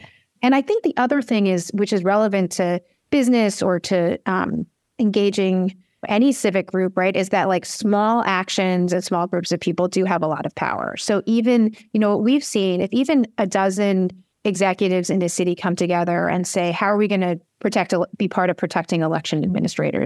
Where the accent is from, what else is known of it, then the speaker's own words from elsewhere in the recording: New York, United States; I'm a New Yorker